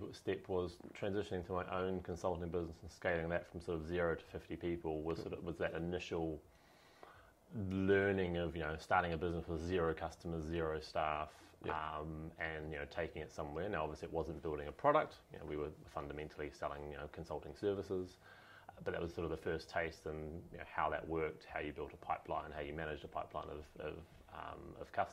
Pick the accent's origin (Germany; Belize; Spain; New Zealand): New Zealand; moved away as an adult; now in United Kingdom; originally from New Zealand